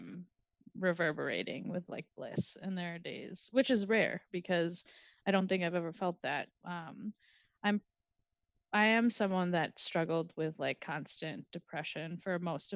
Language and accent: English; Minnesota, United States; I consider myself to be a Minnesotan in terms of where I find my home and where I find myself to be a local